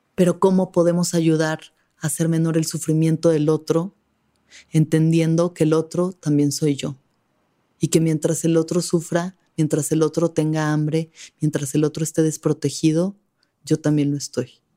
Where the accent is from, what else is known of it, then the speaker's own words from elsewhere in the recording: Mexico; somos como mexicanos, mestizos, hijos de mujeres indígenas violadas